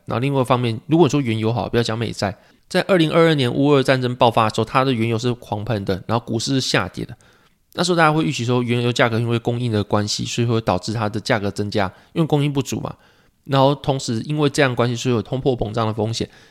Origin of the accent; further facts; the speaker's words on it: Pingtung County, Taiwan; 我记得我小时候是在屏东嘛